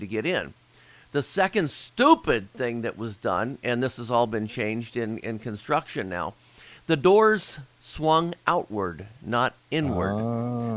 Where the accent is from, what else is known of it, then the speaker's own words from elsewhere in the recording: Cincinnati, Ohio, United States; I'm from Cincinnati, born, raised, still living in Cincinnati